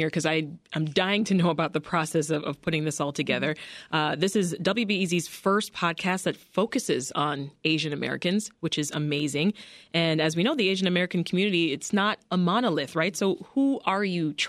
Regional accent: Canada; I mean, as a Canadian, it makes me think of what I grew up with, right? Taking your shoes off at the door.

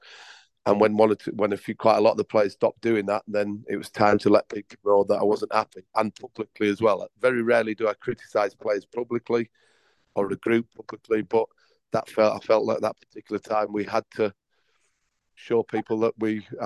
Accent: Leeds, Yorkshire and the Humber, United Kingdom; moved away as an adult; also born or lived in Leicester; now in Bengaluru, India; I was brought up in Yorkshire, Leeds, and where I started as a 14-year-old player

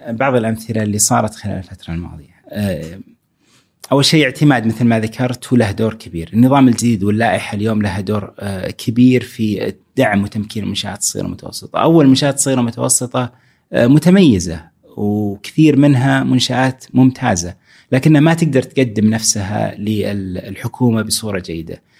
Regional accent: Saudi Arabia; عندنا في السعودية

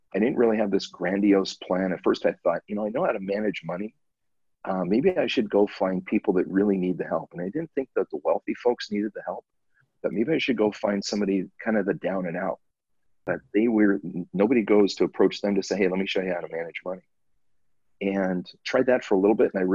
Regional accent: Southern California, United States; now in Hawaii, United States; I grew up in Southern California

